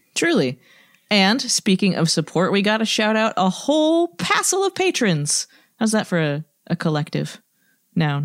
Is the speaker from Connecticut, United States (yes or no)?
yes; Connecticut, United States; I grew up in Connecticut